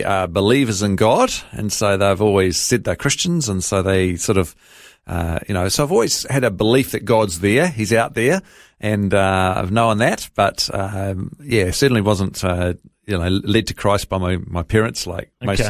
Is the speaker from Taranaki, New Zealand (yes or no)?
yes; Hawera, Taranaki, New Zealand; born there; I was born in Hawera in Taranaki in New Zealand.